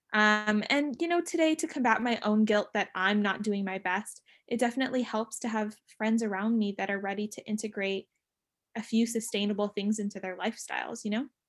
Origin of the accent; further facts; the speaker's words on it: San Diego, California, United States; born and raised in San Diego